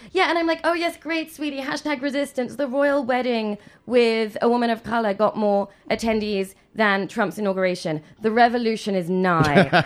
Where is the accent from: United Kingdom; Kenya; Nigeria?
United Kingdom; England; moved away; growing up in England